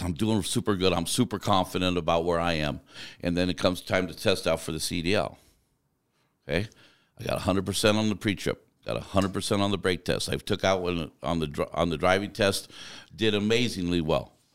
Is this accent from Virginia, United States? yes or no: no; Arizona, United States; also born or lived in Tucson; I grew up in mostly in Arizona for most of my life.